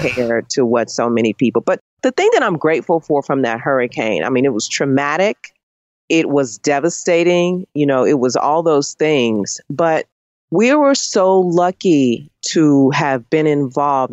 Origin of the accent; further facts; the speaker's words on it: Chicago, Illinois, United States; moved away; I'm from Chicago